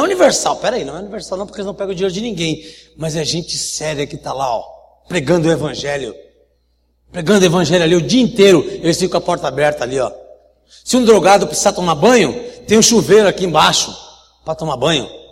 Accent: Guaratuba, Paraná, Brazil; now in São Paulo, Brazil; sou paranaense de Guaratuba, litoral do Paraná

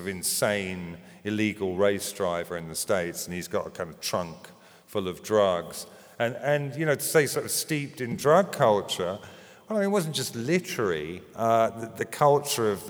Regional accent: London, United Kingdom; at Christ College, Finchley, a really good grammar school

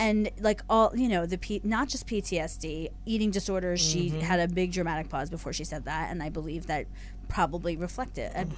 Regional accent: Philadelphia, Pennsylvania, United States; now in Los Angeles, United States; I'm from Philly and everything's pronounced wrong there.

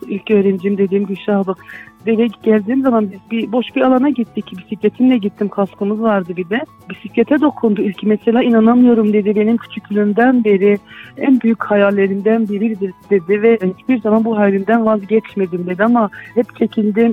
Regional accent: Derik, Mardin, Turkey; moved away as an adult; also born or lived in Izmir / Diyarbakır; now in Derik, Turkey; Mardin Delik'te doğup büyüdüm

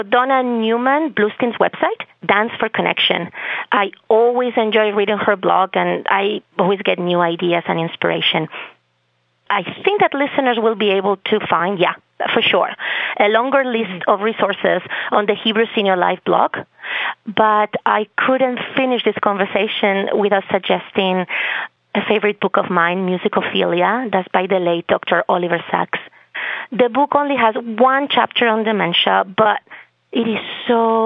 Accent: Spain; first language Spanish; English is a second language; moved away as an adult; also born or lived in Boston, Massachusetts; now in Massachusetts, United States; I come from Spain. That's my native language, even though I have a great Bostonian accent.

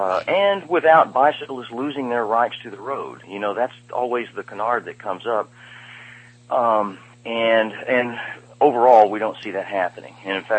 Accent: Austin, Texas, United States; I came from Austin, Texas, where I got to see what happens when you put the hippies in charge.

